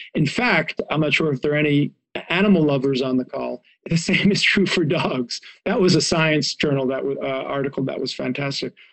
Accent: Israel; now in United States; I grew up in Israel

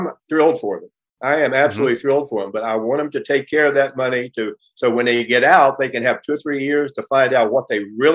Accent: West Virginia, United States; moved away as an adult; now in Los Angeles, United States; When I was a little kid growing up in West Virginia, not little, when I'm saying 8 to 11 years old

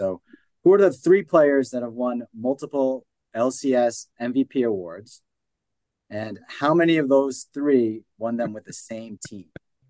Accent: Hudson Valley, New York, United States; moved away as an adult; now in Vermont, United States; So I'm originally from the Hudson Valley of New York. I grew up in I actually went to the same high school as Jeff Pearlman. Interestingly enough, Mayapack High School.

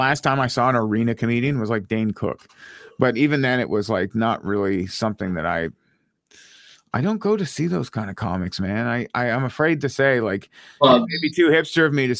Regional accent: Ottawa, Ontario, Canada; My hometown

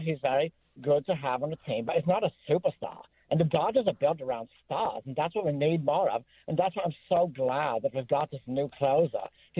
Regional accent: Germany; English is a second language; also born or lived in Russia; If you'd like me to hear that, I would do it for you, but that's not my native tongue. As you know, I'm from Germany, but I also spent time in Russia.

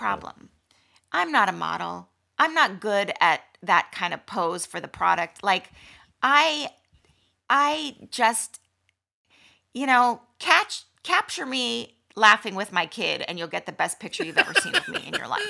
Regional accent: Malibu, California, United States; I was, um, born and raised in Malibu

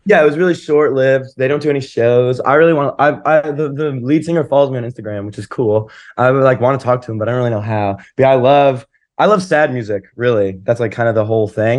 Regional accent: Asheville, North Carolina, United States; moved away; my house in Asheville and, and, like, my hometown

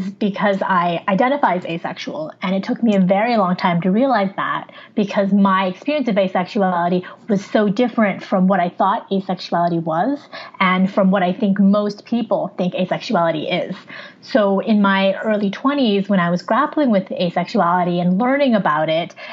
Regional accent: near San Francisco, California, United States; also born or lived in Wuhan, China; where I grew up in the United States is near San Francisco in California, a state in the Western United States

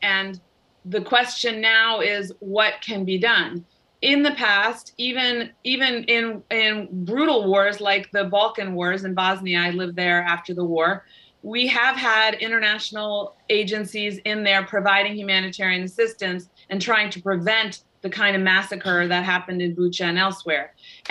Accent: United States; born there; And yes, my family, I was born in the United States, but my parents both fled communist Hungary.

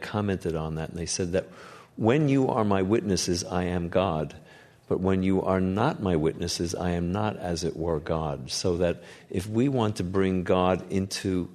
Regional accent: New York City, New York, United States; I can remember growing up in New York City, walking through the streets and finding soot all over my face

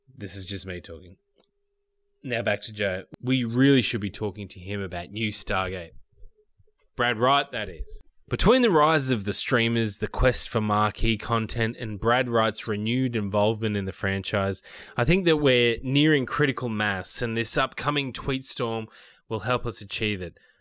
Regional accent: Australia; I'm from Australia

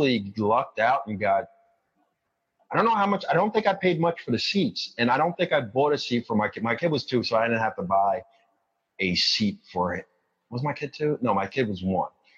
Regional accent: New York City, New York, United States; I'm from Queens, but I'm from the kind of the outskirts of Queens where you kind of need a car

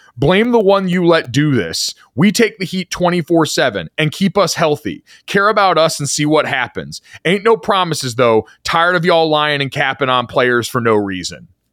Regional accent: Orlando, Florida, United States; moved away; I grew up in Orlando for a little bit as a kid

